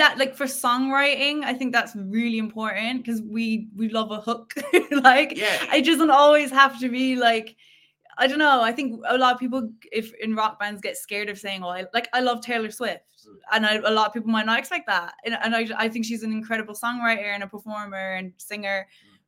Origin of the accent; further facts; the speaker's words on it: Killarney, Munster, Ireland; we used to actually go busking like in our town